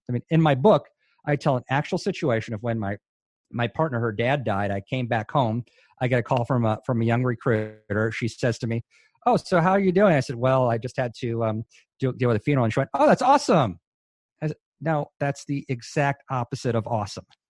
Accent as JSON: {"language": "English", "region": "Hawaii", "country": "United States", "tie": "born or raised there", "also_born_or_lived": "Chicago suburbs, Illinois", "moved": "as an adult", "lives_now": "Durham, United States", "said": "I'm from Hawaii, born and raised"}